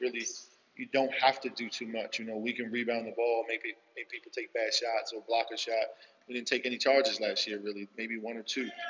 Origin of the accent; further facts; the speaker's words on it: Philadelphia, Pennsylvania, United States; moved away; I grew up in Philly, in the hood